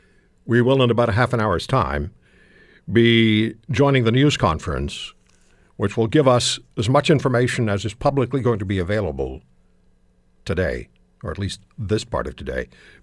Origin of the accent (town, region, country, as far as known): Canada